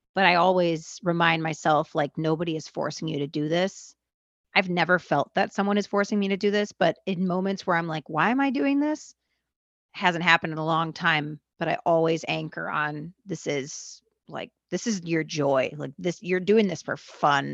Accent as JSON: {"language": "English", "town": "Los Angeles", "region": "California", "country": "United States", "tie": "born or raised there", "also_born_or_lived": "Argentina", "said": "I'm from where you're from"}